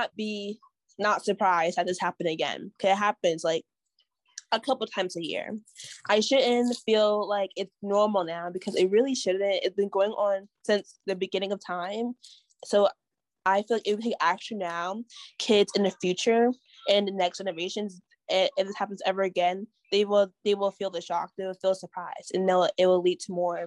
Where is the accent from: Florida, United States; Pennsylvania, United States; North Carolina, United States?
Pennsylvania, United States; I'm from Pennsylvania